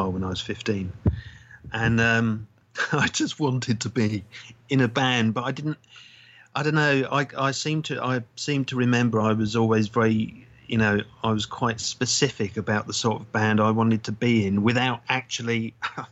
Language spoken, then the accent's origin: English; London, United Kingdom; now in Brighton, United Kingdom; I come from North London originally